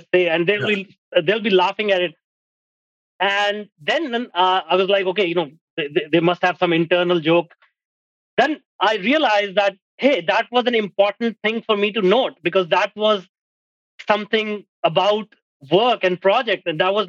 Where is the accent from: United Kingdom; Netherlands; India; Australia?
India; moved away as an adult; now in Canada; I'm an Indian.